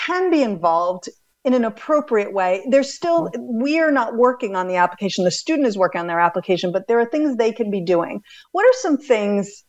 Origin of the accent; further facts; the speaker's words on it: East Coast, United States; I grew up on the East Coast, on the coast